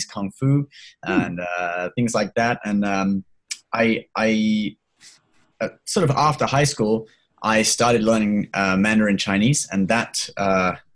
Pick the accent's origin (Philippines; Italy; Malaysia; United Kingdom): United Kingdom; a little town in the UK, about an hour south of London, South East England; also born or lived in Hong Kong; I was born in Hong Kong. I lived there till I was 9, and then I came to the UK with my family. Because my family was originally from England